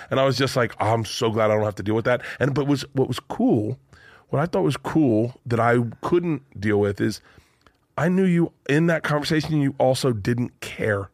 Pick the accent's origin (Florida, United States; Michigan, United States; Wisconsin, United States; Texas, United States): Florida, United States; Tampa; I'm from Tampa